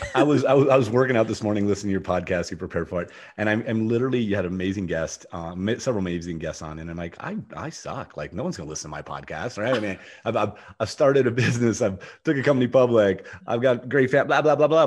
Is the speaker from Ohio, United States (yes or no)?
yes; Ohio, United States; moved away as an adult; also born or lived in Jackson; now in Austin, United States; I grew up in Ohio. I don't, I used to live in Ohio. So I've escaped Ohio, but I'm, i go between Austin and Jackson